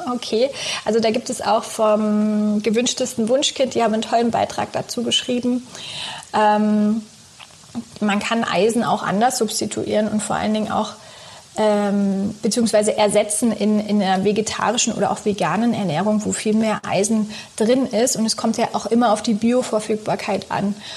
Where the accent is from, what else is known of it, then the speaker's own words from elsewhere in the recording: southern Brandenburg, Germany; Ich bin in Südbrandenburg groß geworden, schön auf dem Land